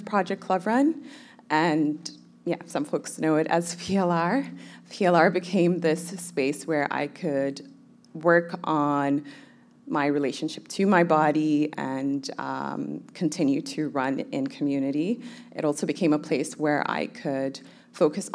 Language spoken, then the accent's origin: English; Kenya; also born or lived in Somalia / Toronto, Canada; now in Vancouver, Canada; I was born in Somalia. I grew up in Kenya, and I moved to Canada in 2005